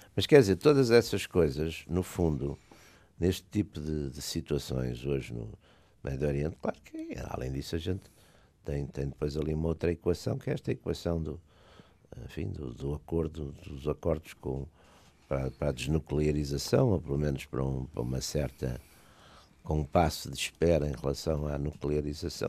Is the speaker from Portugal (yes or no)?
yes; Porto, Norte, Portugal; eu também sou de Porto